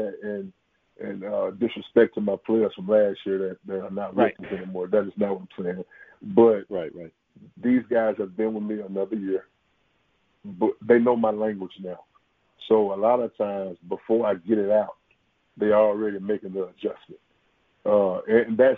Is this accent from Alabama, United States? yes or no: no; Jackson, Mississippi, United States; I'm from Jackson. I was, you know, born and raised here